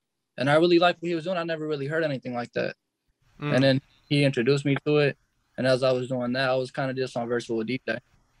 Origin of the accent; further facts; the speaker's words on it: Antioch, California, United States; I'm from Antioch, California.